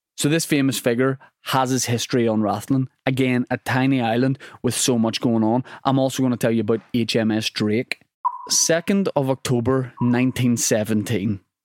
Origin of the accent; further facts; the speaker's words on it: Northern Ireland, United Kingdom; I'm from Northern Ireland